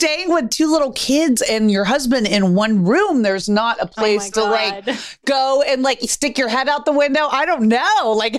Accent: Texas, United States; My home state.

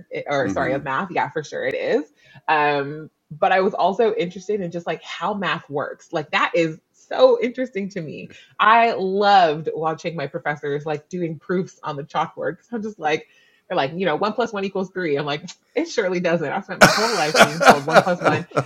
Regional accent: Canada; also born or lived in New Zealand; I'm actually Canadian, but I just lived in New Zealand for 2 years

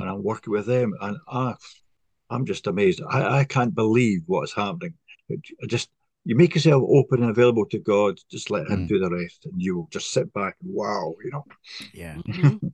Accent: Scotland, United Kingdom; moved away as an adult; also born or lived in east coast of England; now in England; I'm from originally from Scotland, not Ireland.

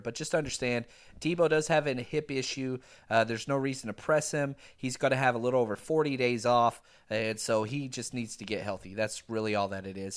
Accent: Texas, United States; born and raised in Texas

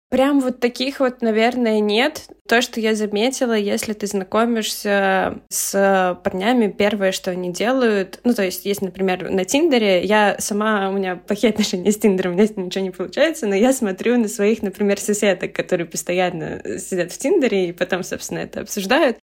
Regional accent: Saint Petersburg, Russia; moved away as an adult; now in Vienna, Austria; я сама родом из Питера и всю жизнь провела в Питере

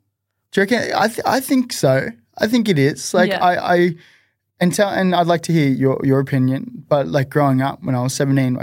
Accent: Nerang, Queensland, Australia; Like I grew up in Narang, where Amber's from, and heavily Polynesian based as well

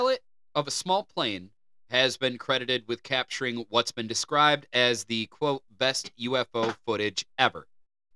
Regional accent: Detroit, Michigan, United States; we're Michiganders here. We're from Detroit

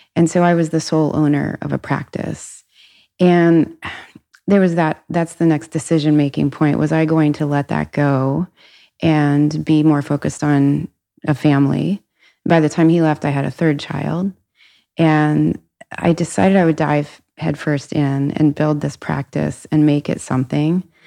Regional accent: Cincinnati, Ohio, United States; I grew up in Cincinnati, family of four

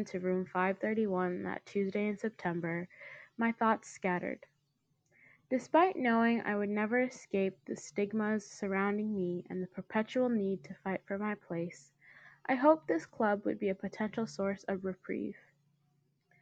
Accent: United States; As an Indian American

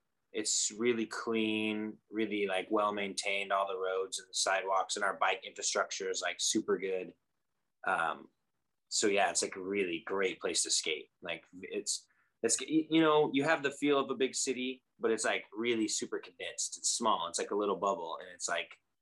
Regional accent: Midwest, United States; moved away as an adult; now in Des Moines, United States; Originally, I'm from the Quad Cities, which is like right on the border of Iowa and Illinois. I kind of grew up in between the two.

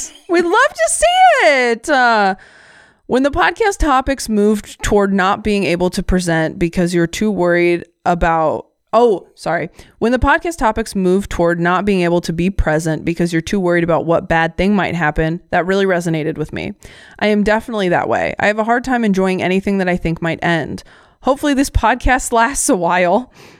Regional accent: Uniontown, Ohio, United States; that's right down the road from where I grew up in Uniontown and in the same county. I've heard people say that Ohio is a great place to be from

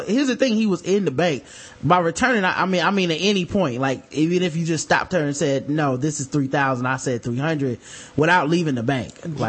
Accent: the South, United States; we are from the South

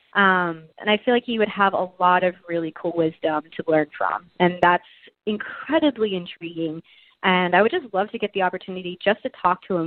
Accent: Texas, United States; We're both from Texas

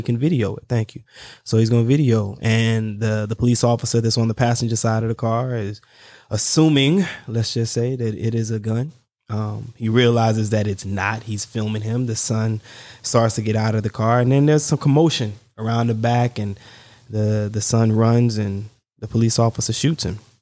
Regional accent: the South, United States; I'm from the South

